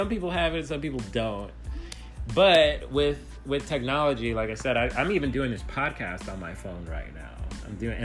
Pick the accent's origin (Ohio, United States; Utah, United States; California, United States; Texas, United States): California, United States; Los Angeles; I grew up in Los Angeles